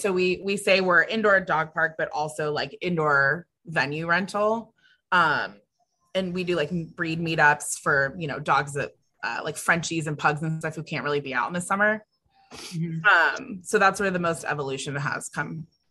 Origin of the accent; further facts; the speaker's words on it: California, United States; now in Austin, United States; I'm from California. So like we don't have hurricane season